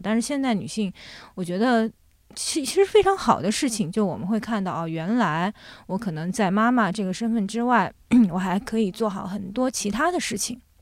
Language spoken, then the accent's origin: Chinese; a small village in Jiangsu, China; moved away as an adult; also born or lived in Shanghai / France; now in Beijing, China; 那后来我从上海跟着我父母又回到了我奶奶，爷爷奶奶家。我爷爷奶奶家其实就是在江苏的一个，呃，小村庄里面